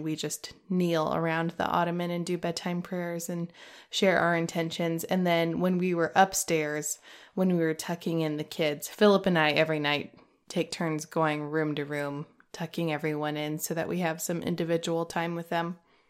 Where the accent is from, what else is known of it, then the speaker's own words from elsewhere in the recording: Omaha, Nebraska, United States; the parish I grew up in Omaha